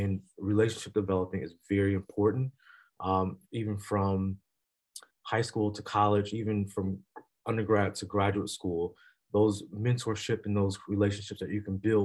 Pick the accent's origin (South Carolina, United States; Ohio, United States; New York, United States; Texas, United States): South Carolina, United States; Columbia; moved away; I'm originally from Columbia, South Carolina.